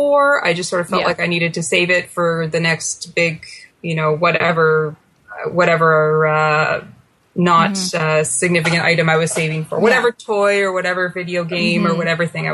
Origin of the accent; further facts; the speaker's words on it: Ottawa, Ontario, Canada; I born and raised in Ottawa and, I'm back here now in Ottawa.